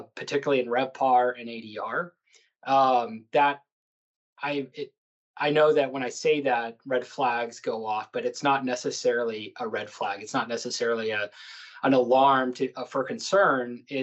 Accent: El Paso, Texas, United States; I was born and raised in El Paso

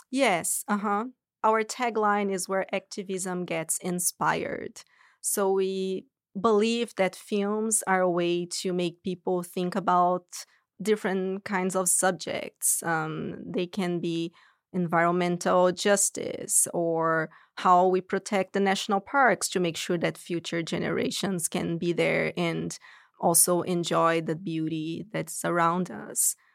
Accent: São Paulo, Brazil; moved away as an adult; now in United States; I'm originally from Brazil, São Paulo

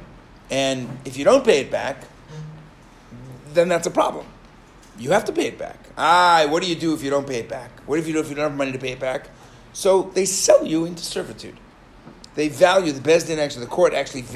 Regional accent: New York, United States; I grew up in New York.

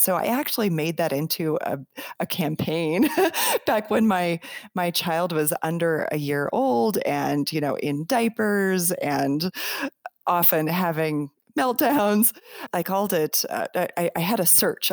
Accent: Colorado, United States; also born or lived in Denver; I was living in Denver, and I'm I'm from Colorado

